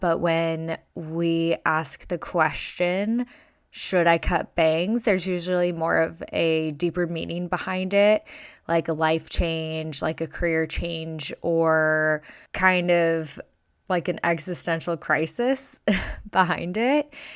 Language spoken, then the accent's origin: English; Las Vegas, Nevada, United States; now in Arizona, United States; I am born and raised in Las Vegas, and I'm many generations deep from Las Vegas and from Nevada.